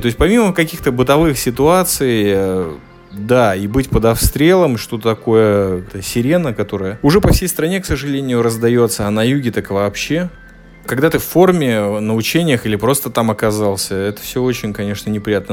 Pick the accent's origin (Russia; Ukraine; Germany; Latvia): Latvia; я родом из Латвии. Когда я, родившийся и выживший там 16-17 лет